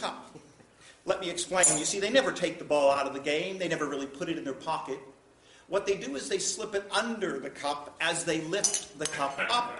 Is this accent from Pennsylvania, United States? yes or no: yes; Pittsburgh, Pennsylvania, United States; I am from Pittsburgh. And in Pittsburgh, of course, when I was a kid, I learned how to do this trick